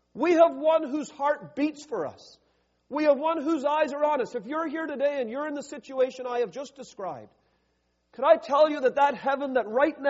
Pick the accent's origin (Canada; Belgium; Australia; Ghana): Canada; now in United States; I'm from Canada. Healthcare is a big issue up in Canada. I'm down in the U.S.